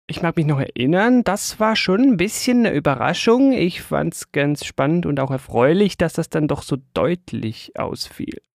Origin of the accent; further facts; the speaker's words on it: Switzerland; für mich als Schweizer vielleicht ein bisschen weniger als für andere